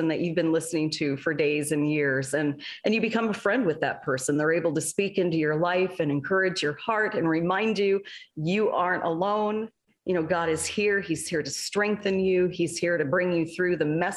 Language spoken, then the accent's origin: English; Alaska, United States; I grew up in Alaska